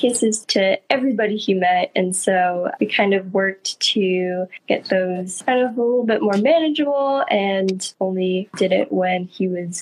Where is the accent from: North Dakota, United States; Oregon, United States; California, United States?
California, United States; Central Coast of; we are from the Central Coast of California